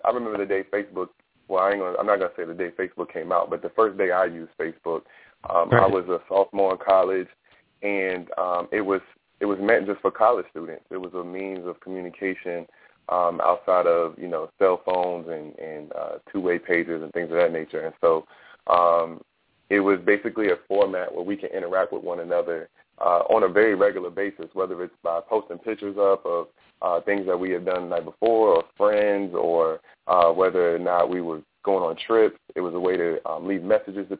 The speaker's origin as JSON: {"language": "English", "town": "Fredericksburg", "region": "Virginia", "country": "United States", "tie": "born or raised there", "said": "I was mainly raised in Fredericksburg, Virginia, and that's where I went to high school at and middle school"}